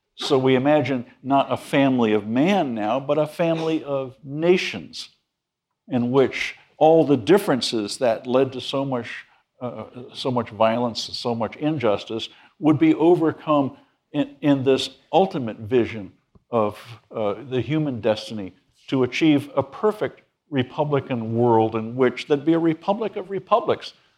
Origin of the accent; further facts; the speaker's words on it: New England, United States; moved away; I'm from New England.